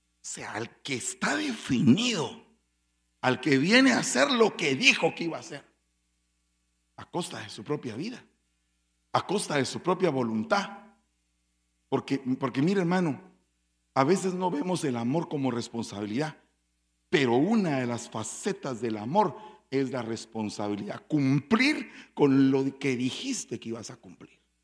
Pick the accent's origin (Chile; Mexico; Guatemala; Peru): Guatemala; como dirían en mi pueblo, en buen caló chapín